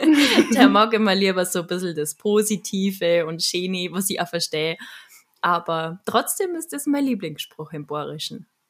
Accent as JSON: {"language": "German", "town": "Munich", "region": "Bavaria", "country": "Germany", "tie": "born or raised there", "accent": "Bavarian", "said": "ich bin ja auch in München geboren und habe halt dementsprechend den Dialekt"}